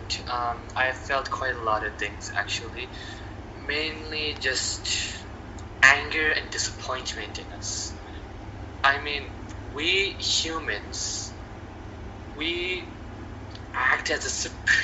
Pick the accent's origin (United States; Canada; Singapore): Canada; as a Canadian